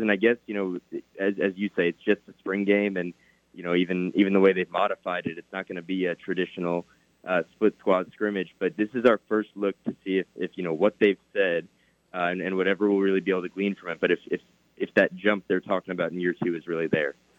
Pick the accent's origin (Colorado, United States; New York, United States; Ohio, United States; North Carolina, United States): New York, United States; moved away as an adult; also born or lived in Missouri; now in Oklahoma, United States; Only four hours north of where I grew up in New York